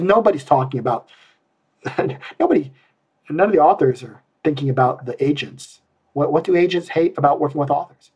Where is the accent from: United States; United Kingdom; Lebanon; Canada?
United States; Iowa; I'm from Iowa because nobody uses the word bushel